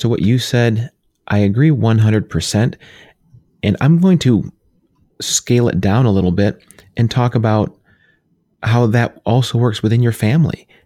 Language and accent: English; New York, United States; now in Pennsylvania, United States; My wife and I were both born there.